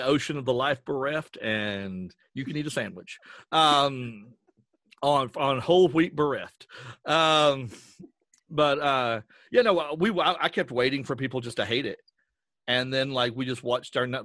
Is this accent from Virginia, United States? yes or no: yes; Wise, Virginia, United States; We both grew up in and around the town of Wise, yeah, which is about probably about 15 minutes from the Kentucky border